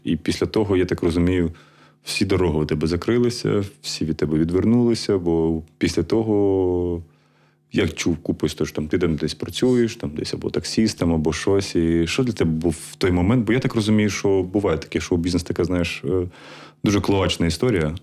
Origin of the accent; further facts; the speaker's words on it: Kharkiv, Kharkiv Oblast, Ukraine; я сам з Харкова